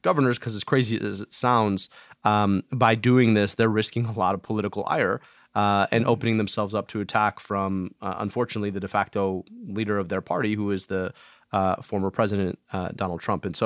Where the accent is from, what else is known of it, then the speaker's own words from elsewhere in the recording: Michigan, United States; my home state of Michigan